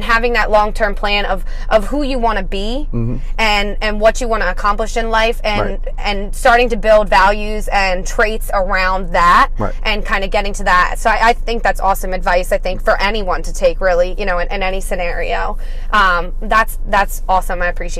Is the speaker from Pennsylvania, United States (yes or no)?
yes; Coatesville, Pennsylvania, United States; I grew up in Coatesville, but I was raised by white parents. I'm a white woman.